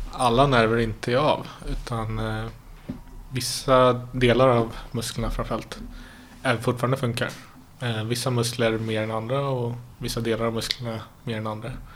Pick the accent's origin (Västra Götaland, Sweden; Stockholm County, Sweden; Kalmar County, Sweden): Stockholm County, Sweden; Stockholm; Jag är stockholmare. Eh, född i eh, Mälarhöjden. I ett litet villasamhälle där, där eh, väldigt trygg uppväxt